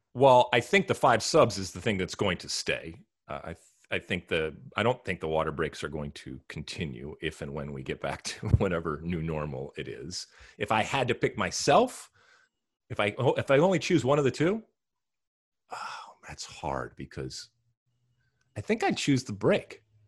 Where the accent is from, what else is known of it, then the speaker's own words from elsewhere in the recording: Detroit, Michigan, United States; my home city, in my home state